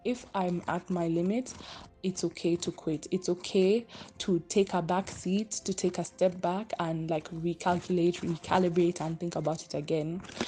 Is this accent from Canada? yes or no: no; Kenya; I'm Kenyan